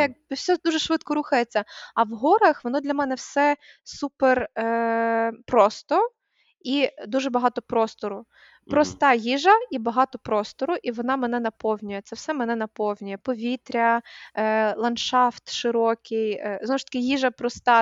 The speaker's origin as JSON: {"language": "Ukrainian", "town": "Kosiv", "region": "Ivano-Frankivsk Oblast", "country": "Ukraine", "tie": "born or raised there", "moved": "yes", "said": "коли росла в Косові"}